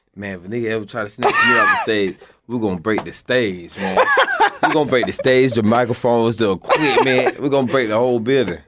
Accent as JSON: {"language": "English", "town": "Jacksonville", "region": "Florida", "country": "United States", "tie": "born or raised there", "said": "when I was young in Jacksonville"}